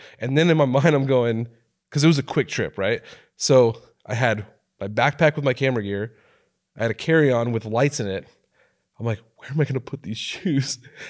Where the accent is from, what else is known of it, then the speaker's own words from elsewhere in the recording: Oregon, United States; now in California, United States; No, I'm from Oregon.